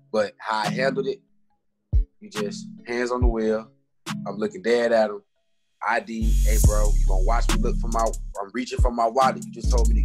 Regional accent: Jacksonville, Florida, United States

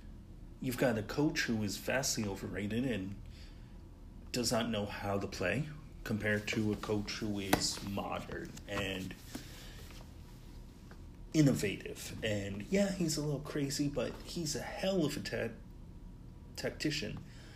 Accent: United States; even as an American

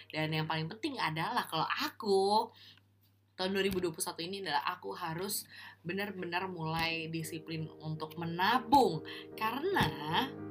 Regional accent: Bekasi, West Java, Indonesia; di rumah di kampung halamanku di Bekasi di Pondok Gede

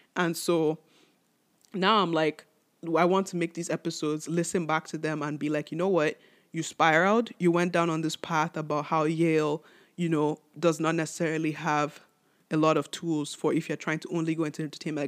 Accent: Nigeria; I'm Nigerian

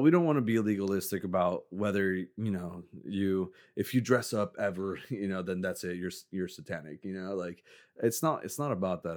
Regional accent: Mexico; moved away; I grew up in Mexico

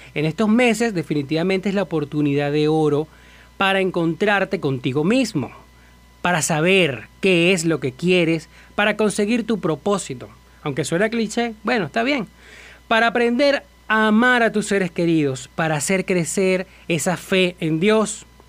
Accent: Venezuela

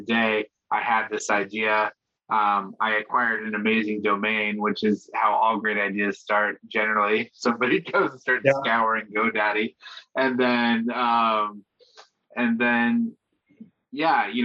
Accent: Washington, United States; moved away as an adult; also born or lived in Seattle / Los Angeles; now in New York, United States; I grew up in Washington State

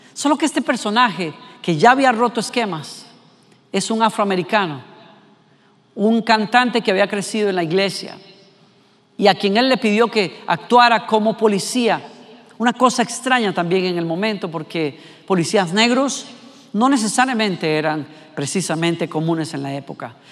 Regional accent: Costa Rica; como costarricense que soy

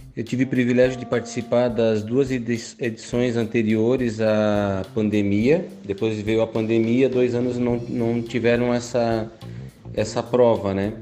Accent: São Francisco do Sul, Santa Catarina, Brazil; Por eu ser de São Francisco do Sul

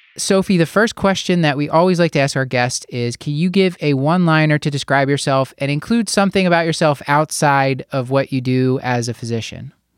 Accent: Philadelphia, Pennsylvania, United States; Here in my hometown of Philadelphia, Pennsylvania

